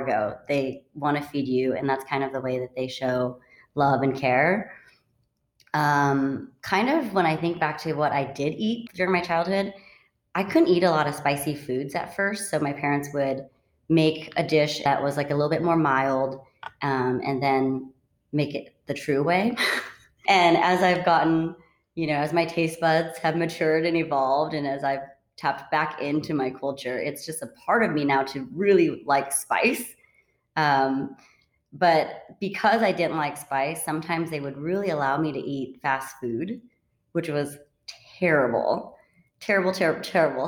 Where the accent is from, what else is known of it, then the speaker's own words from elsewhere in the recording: Redding, California, United States; also born or lived in Vancouver, Washington / Fresno, California; I grew up pretty much in Redding